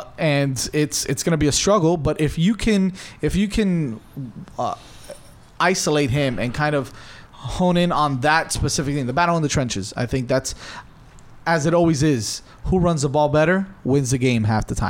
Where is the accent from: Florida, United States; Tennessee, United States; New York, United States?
Florida, United States; Miami; I'm from Miami, baby.